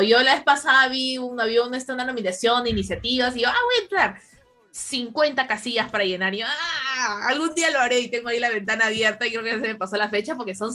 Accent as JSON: {"language": "Spanish", "country": "Peru", "said": "como peruanas"}